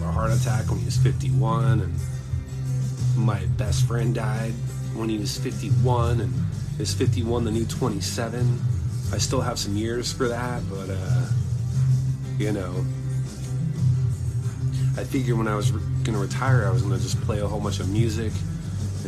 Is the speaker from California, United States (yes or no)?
yes; Irvine, California, United States; growing up in Irvine was pretty awesome